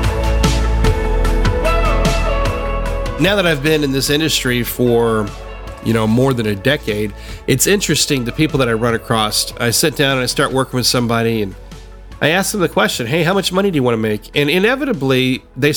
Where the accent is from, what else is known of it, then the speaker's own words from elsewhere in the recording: Tennessee, United States; I grew up in the South. I grew up in Tennessee